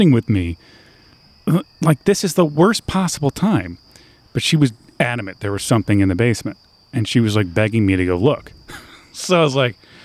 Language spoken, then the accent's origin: English; Michigan, United States; moved away as an adult; my hometown of Michigan